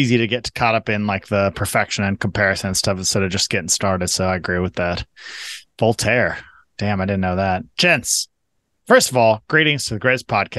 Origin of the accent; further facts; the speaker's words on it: Rochester, Washington, United States; I grew up in Rochester, Washington, about 10 miles away from the northernmost Burgerville in the world. It's in Centralia.